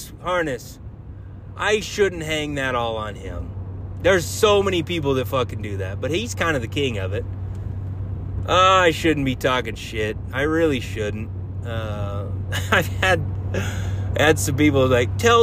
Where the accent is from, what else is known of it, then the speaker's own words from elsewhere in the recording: Chadron, Nebraska, United States; Shadron, my hometown